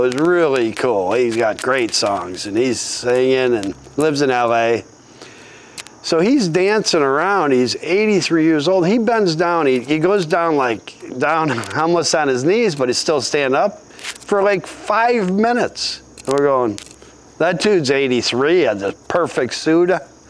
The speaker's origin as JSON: {"language": "English", "town": "Redford Township", "region": "Michigan", "country": "United States", "tie": "born or raised there", "also_born_or_lived": "Medina, Ohio / Southfield, Michigan", "said": "I grew up in Redford Township. I didn't want to go back to Redford Township. I lived in Southfield at Nine Mile Burg."}